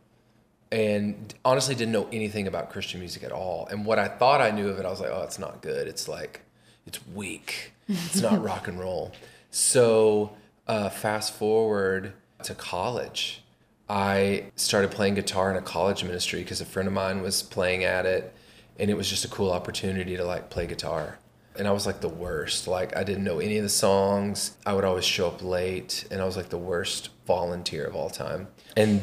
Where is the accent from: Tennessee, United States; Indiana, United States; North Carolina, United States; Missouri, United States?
Tennessee, United States; 1 hour east of Nashville; my wife and I grew up in Tennessee. We grew up like 1 hour east of Nashville